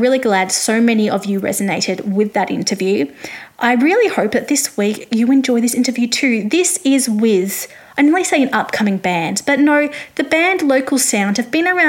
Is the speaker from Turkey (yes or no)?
no; Australia; I am an Australian music journalist